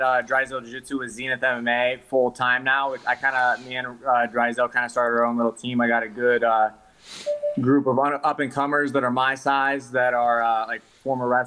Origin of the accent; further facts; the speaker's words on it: Ohio, United States; moved away as an adult; also born or lived in North Carolina; From Ohio, and then I wrestled at NC State. So after I grew up in Ohio wrestling